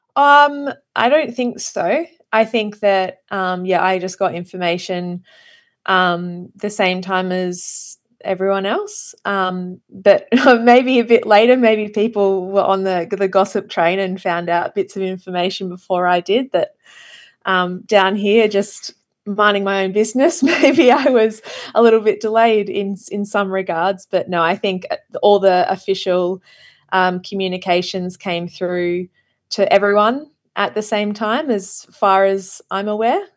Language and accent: English; Australia; as an Australian being, living down here